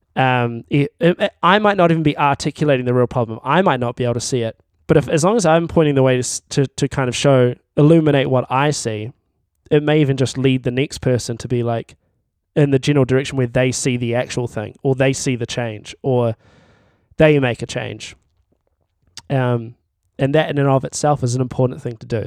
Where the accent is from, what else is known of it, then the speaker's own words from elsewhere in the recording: Timaru, Canterbury, New Zealand; I'm from Timaru